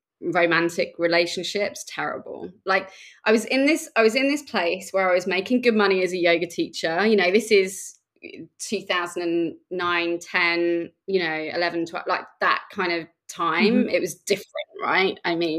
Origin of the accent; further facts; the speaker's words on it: Reading, South East England, United Kingdom; there was nothing in Reading where I come from. It's just outside of London.